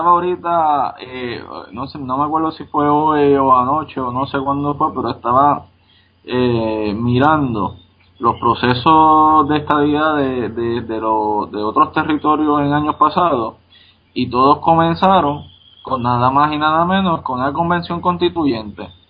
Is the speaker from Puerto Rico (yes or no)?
yes; Paso Palma, Puerto Rico; a, a, fulanito de Ángeles o vamos a decirle Paso Palma, de donde soy yo, ¿quién es tu representante?